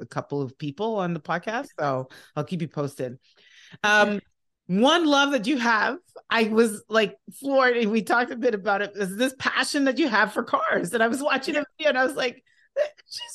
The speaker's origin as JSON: {"language": "English", "country": "Nigeria", "said": "I'm Nigerian"}